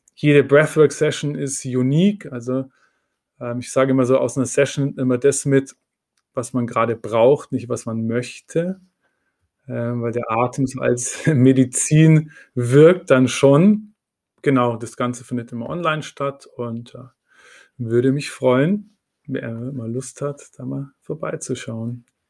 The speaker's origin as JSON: {"language": "German", "town": "Munich", "region": "Bavaria", "country": "Germany", "moved": "yes", "lives_now": "Berlin, Germany", "said": "ich komme ursprünglich aus München, meine Familie ist noch"}